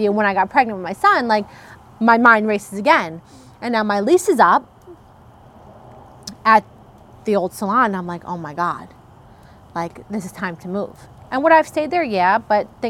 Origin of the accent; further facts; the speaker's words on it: Brick, New Jersey, United States; also born or lived in Italy; growing up in Brick